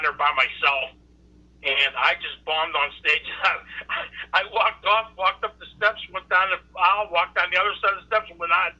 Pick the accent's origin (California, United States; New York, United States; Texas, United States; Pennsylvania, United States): Pennsylvania, United States; Pittsburgh; also born or lived in Tampa, Florida; now in Ohio, United States; I'm originally from Pittsburgh. I lived in Tampa for 20 years. Now I'm in Ohio.